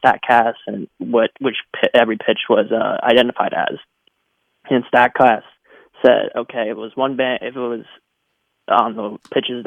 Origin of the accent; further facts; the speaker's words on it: Atlanta, Georgia, United States; I'm actually from Atlanta.